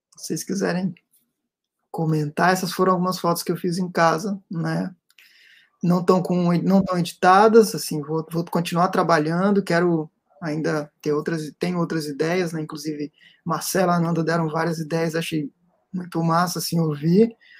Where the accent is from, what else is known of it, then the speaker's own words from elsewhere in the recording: Serra, Espírito Santo, Brazil; Serra Dourada né que é onde eu cresci